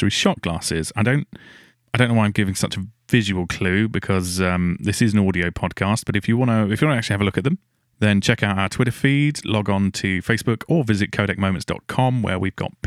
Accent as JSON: {"language": "English", "area": "Essex", "region": "East of England", "country": "United Kingdom", "moved": "yes", "said": "I'm from Essex originally, so that's kind of my neck of the woods"}